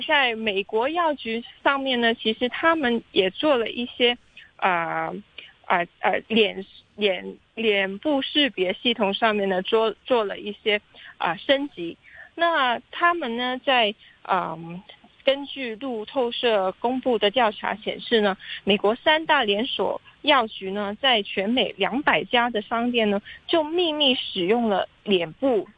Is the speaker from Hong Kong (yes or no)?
yes; Hong Kong; 应该是我们香港人引以自豪的一个板块